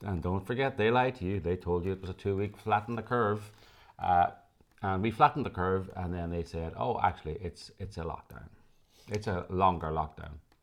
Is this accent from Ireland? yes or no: yes; Ireland; now in Los Angeles, United States; as Irish people